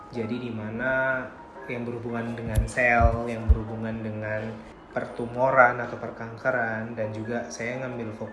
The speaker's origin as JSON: {"language": "Indonesian", "region": "Java", "country": "Indonesia", "said": "saya kan aslinya Jawa tuh mayoritas pasti bahasanya pasti bahasa pakai bahasa Jawa"}